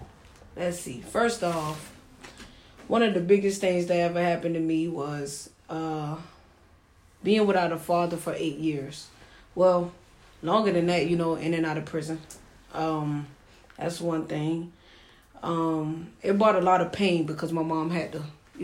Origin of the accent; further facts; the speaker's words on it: Savannah, Georgia, United States; also born or lived in Maryland / Atlanta, Georgia; I'm from Savannah, Georgia, born and raised